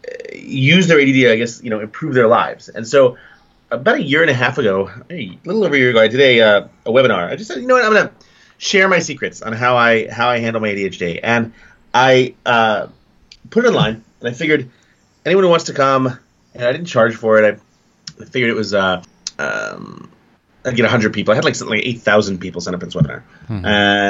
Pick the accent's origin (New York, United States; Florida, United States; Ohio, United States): New York, United States; New York City; growing up in New York City, I spent my younger years in Staten Island